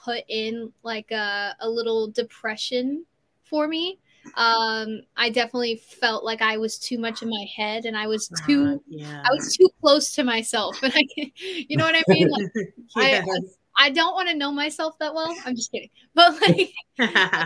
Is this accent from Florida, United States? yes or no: yes; Orlando, Florida, United States; also born or lived in Sarasota, Florida; now in California, United States; my hometown, Orlando and Sarasota